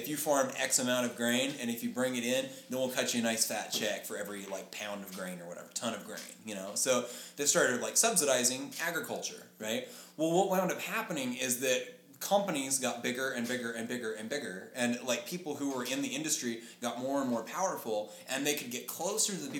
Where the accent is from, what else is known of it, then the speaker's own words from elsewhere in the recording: Lubbock, Texas, United States; we moved to like further north of where we live in Lubbock